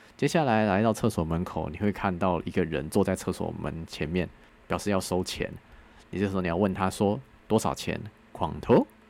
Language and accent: Chinese; Taiwan; 我是台湾来的